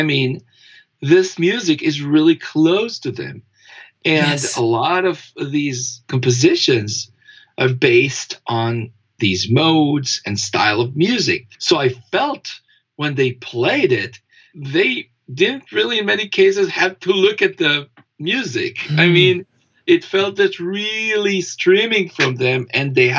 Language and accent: English; Israel; moved away; I was born in Israel